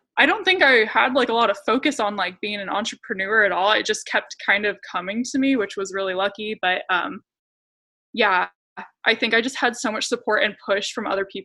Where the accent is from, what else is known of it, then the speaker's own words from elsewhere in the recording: Clovis, United States; I grew up in Clovis